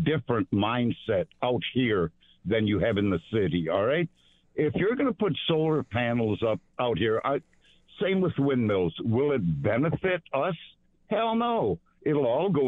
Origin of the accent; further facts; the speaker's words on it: Denmark; now in Sardinia, New York, United States; I was born in Denmark, not Germany